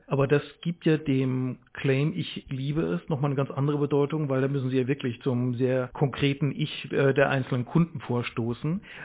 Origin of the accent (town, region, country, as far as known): Speyer, Rhineland-Palatinate, Germany